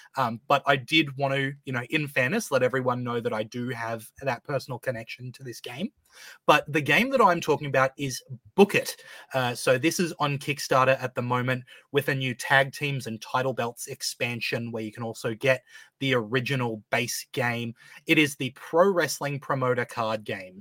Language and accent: English; Australia; an Australian